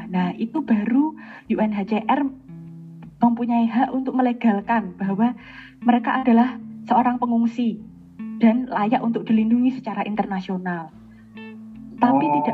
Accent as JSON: {"language": "Indonesian", "country": "Afghanistan", "tie": "born there", "said": "secara de facto aku tuh lahir di Afghanistan"}